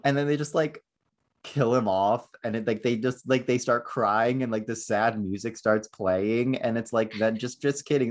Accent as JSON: {"language": "English", "region": "Northeast", "country": "United States", "also_born_or_lived": "Florida", "moved": "yes", "lives_now": "Southern California, United States", "said": "I am from the Northeast"}